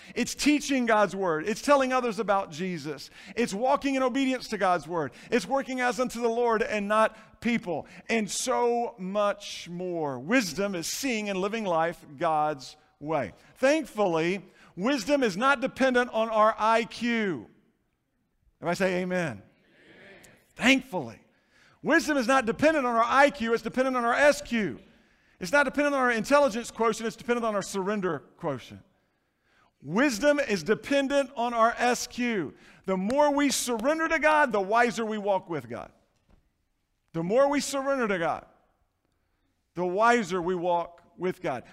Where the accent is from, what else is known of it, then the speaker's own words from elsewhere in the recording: Florida, United States; Growing up in Florida, been on a lot of seashores